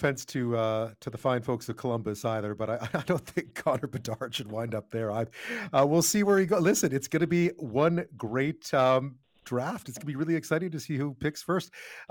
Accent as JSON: {"language": "English", "town": "Montreal", "region": "Quebec", "country": "Canada", "said": "I'm from Montreal."}